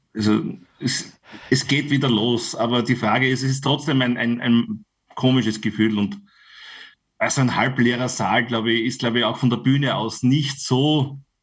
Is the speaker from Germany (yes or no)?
no; Styria, Austria; bei uns in der Steiermark